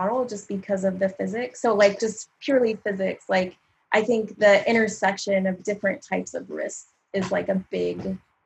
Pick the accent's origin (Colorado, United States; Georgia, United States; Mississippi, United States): Colorado, United States; Littleton; accent: Colorado accent; moved away; also born or lived in Louisiana; I grew up mostly in Littleton.